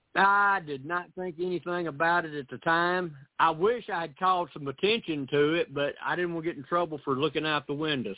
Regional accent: Camden, Tennessee, United States; also born or lived in Missouri; I was born here in Camden

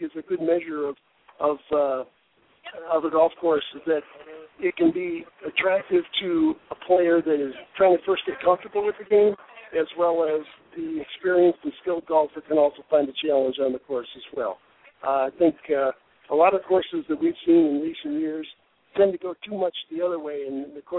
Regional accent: Michigan, United States; now in Arizona, United States; I grew up in Michigan

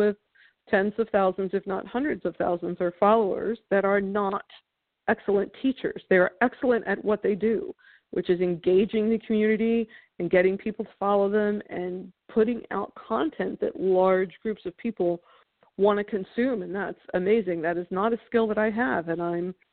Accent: New York, United States; Being a New Yorker

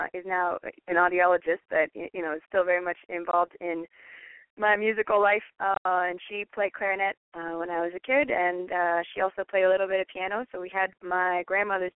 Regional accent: Washington, District of Columbia, United States; now in Los Angeles, United States; my hometown of Washington, D.C.

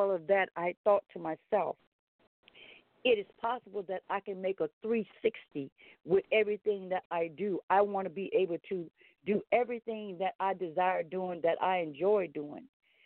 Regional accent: Baton Rouge, Louisiana, United States; also born or lived in Independence, Louisiana; I was born in Independence, Louisiana, raised on a tribe, Lolly Kemp tribe in Louisiana, moved to Baton Rouge, continued to be reared there

